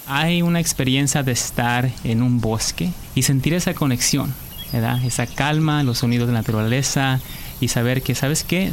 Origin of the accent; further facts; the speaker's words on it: Mexico; moved away; Nací en México y tuve mi experiencia con mis abuelos, con mi abuelito, este, ayudándole en el campo